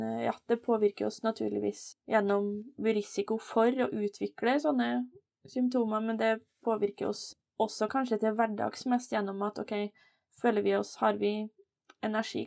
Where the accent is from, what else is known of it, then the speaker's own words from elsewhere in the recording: Steinkjer, Trøndelag, Norway; jeg er jo trønder, da. Eh, født og oppvokst i Steinkjer, så det er litt, sånn, litt nord for Trondheim